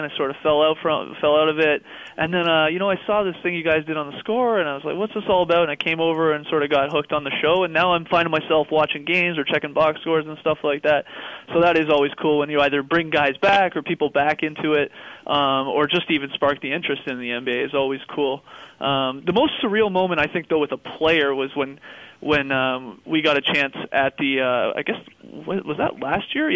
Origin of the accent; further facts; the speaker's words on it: Canada; being a Canadian